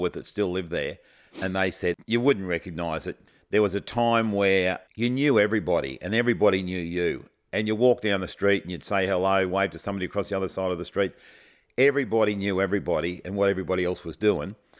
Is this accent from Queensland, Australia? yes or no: yes; Kilcoy, Queensland, Australia; Carmel and I both were born, grew up and went to school in a place called Kilcoy